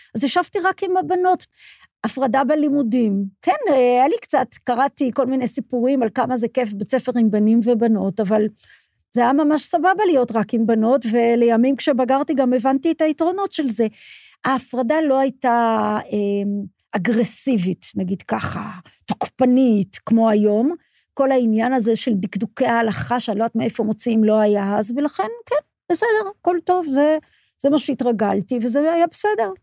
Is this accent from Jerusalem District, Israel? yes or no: no; Petah Tikva, Central District, Israel; also born or lived in Haifa; גדלתי בפתח תקווה, נולדתי בחיפה, אבל גדלתי בפתח תקווה